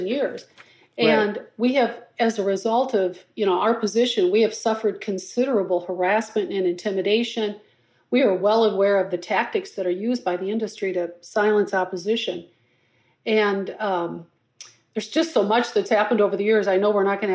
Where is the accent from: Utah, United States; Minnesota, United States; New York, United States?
Minnesota, United States; Blooming Prairie; also born or lived in Twin Cities Metro, Minnesota; now in Minneapolis, United States; My hometown of Blooming Prairie